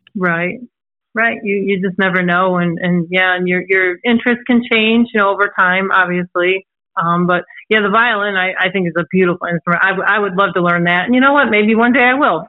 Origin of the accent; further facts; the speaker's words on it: Antioch, Illinois, United States; also born or lived in Chicago, Illinois; I'm actually originally from Chicago, Illinois. As you can probably hear, I don't have an accent. Um, but um, I was originally from Chicago, Illinois, and we had moved um, from Chicago to a small town um, called Antioch in Illinois. And um, we moved there when I was six years old